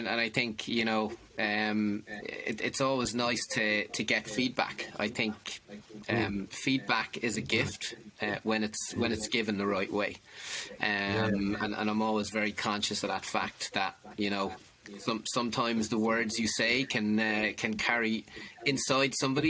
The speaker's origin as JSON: {"language": "English", "town": "Limerick", "region": "Munster", "country": "Ireland", "tie": "born there", "said": "I was born in Limerick City. I probably don't sound like it now because I've been I've been gone out of it since May of 99. Born in Limerick City, 1974."}